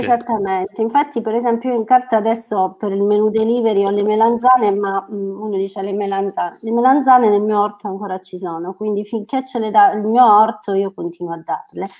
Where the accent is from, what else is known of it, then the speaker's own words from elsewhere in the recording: Calabria, Italy; è la mia terra non posso andare via dalla mia terra